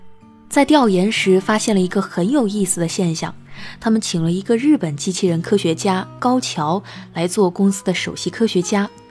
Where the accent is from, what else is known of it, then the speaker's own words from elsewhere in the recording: China; 为什么我们中国人这么擅长混搭呢？